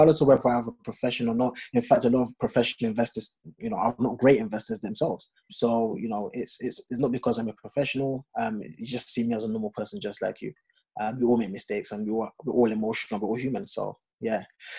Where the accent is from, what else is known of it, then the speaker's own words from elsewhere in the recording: Ghana; Don't ask me why I've got a French name and I'm Ghanaian.